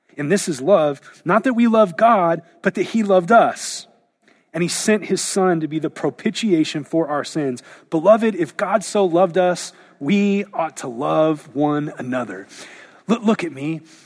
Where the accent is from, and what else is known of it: United States